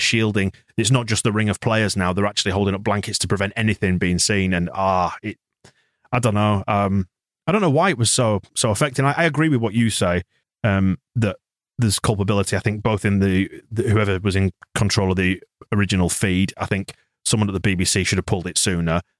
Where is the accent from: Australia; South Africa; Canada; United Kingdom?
United Kingdom; Bradford, Yorkshire and the Humber; I was in Bradford. I'm from Bradford